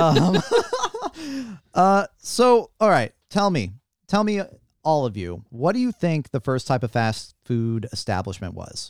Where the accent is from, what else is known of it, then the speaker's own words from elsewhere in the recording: St. Louis, Missouri, United States; moved away; I'm from Saint Louis, Missouri